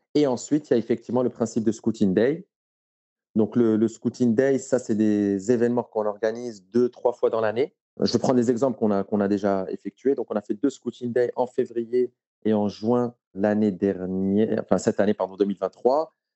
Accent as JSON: {"language": "French", "country": "Morocco", "tie": "born or raised there", "said": "J'ai grandi au Maroc."}